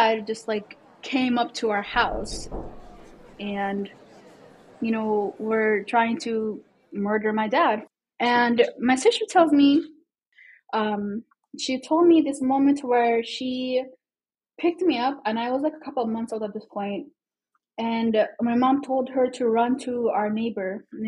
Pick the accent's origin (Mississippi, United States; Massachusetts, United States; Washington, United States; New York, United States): Washington, United States; Seattle; moved away as an adult; now in Minneapolis, United States; I grew up in Seattle